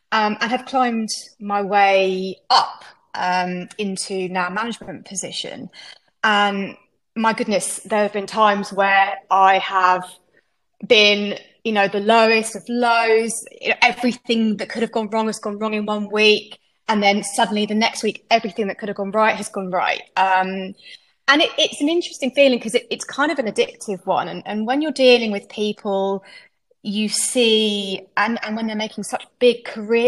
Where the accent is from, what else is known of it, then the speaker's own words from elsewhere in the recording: Canterbury, South East England, United Kingdom; moved away as an adult; now in Brighton, United Kingdom; I grew up in Canterbury, which is famous for its archbishop and cathedral, and moved a couple of counties away to Sussex, and Brighton is where I now live